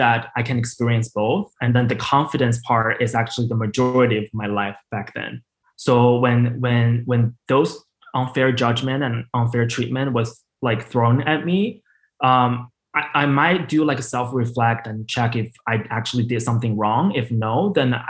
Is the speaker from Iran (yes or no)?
no; China; English is a second language; also born or lived in Indiana; now in United States; while I was growing up in China